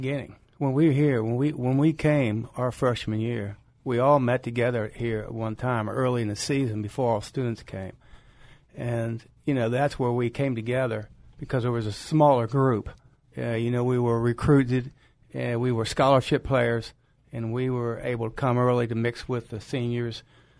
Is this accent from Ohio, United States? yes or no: yes; Cincinnati, Ohio, United States; moved away as an adult; I'm from Cincinnati